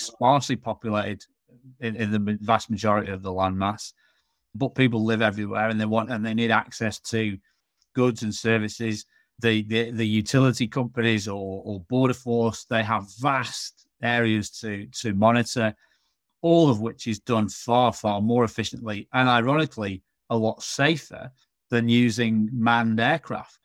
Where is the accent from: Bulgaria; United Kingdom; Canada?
United Kingdom; Manchester, North West England; moved away as an adult; also born or lived in Hull; now in Australia; born and raised in Manchester